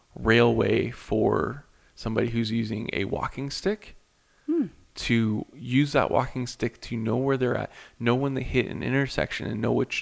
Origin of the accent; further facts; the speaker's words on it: United States; I didn't get any blowback for being an American